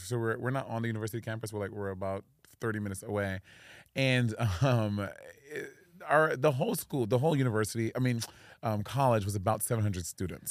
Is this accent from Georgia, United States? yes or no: no; New York City, New York, United States; moved away as an adult; now in Los Angeles, United States; I'm from New York City in Brooklyn.